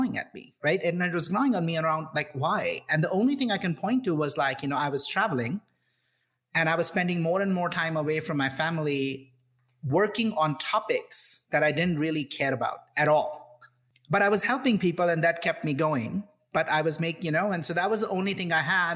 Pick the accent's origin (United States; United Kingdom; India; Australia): India; I grew up in India